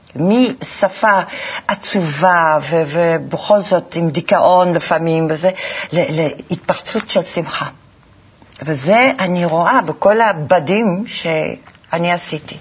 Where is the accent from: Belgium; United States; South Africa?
Belgium; Antwerp, Flanders; moved away; אני גדלתי בבלגיה